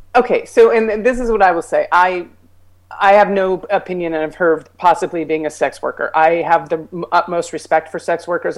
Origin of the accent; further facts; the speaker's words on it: New Mexico, United States; I'm from New Mexico